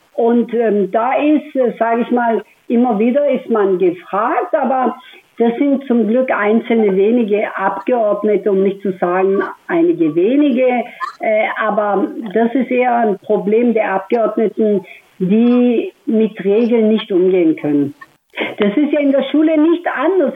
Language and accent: German; Stuttgart, Baden-Württemberg, Germany; wenn ich gesagt habe, aus Stuttgart